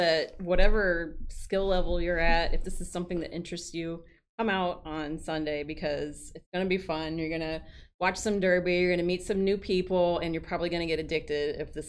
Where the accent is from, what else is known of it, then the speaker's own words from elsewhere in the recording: Coffeyville, Kansas, United States; moved away; I'm from Kansas.